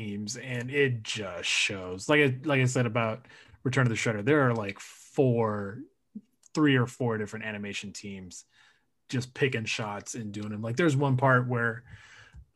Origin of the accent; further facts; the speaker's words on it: California, United States; I'm from California